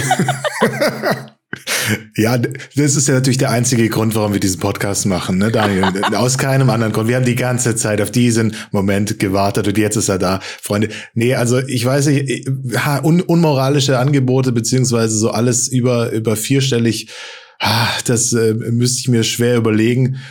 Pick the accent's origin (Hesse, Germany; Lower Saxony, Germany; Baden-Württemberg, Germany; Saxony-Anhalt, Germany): Hesse, Germany; Frankfurt; also born or lived in Stuttgart region; now in Stuttgart, Germany; als gebürtiger Frankfurter wäre es natürlich äh, krass und äh, Wahnsinn, aber ich bin ja jetzt äh, in der Region Stuttgart beheimatet